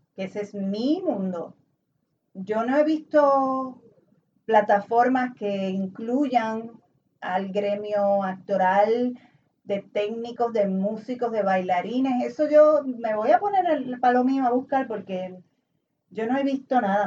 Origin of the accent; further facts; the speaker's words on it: Puerto Rico; somos colonia de Estados Unidos